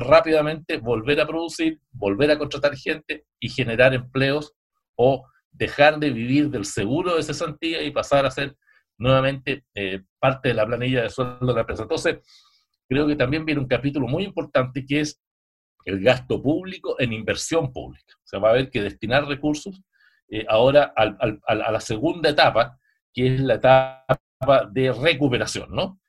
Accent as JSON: {"language": "Spanish", "country": "Chile"}